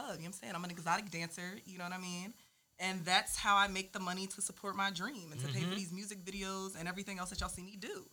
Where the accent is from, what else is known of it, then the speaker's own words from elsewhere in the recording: Sicklerville, New Jersey, United States; I'm from Sicklerville